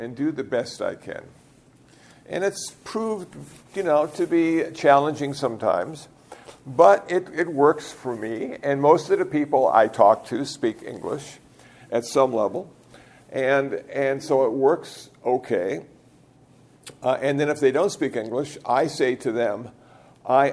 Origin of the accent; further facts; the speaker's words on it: United States; ordained as an American Buddhist monk